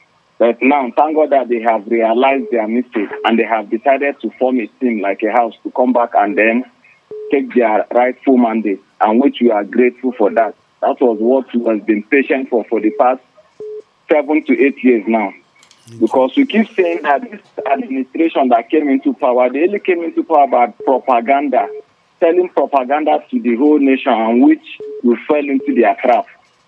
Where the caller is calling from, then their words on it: Old Buku Park, Plateau, Nigeria; I'm calling from Old Buku Park.